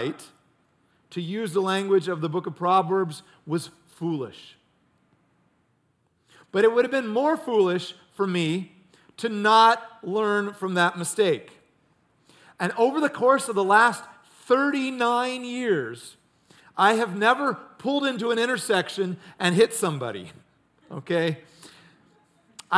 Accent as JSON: {"language": "English", "town": "Ames", "region": "Iowa", "country": "United States", "tie": "born or raised there", "said": "I grew up in Ames, Iowa"}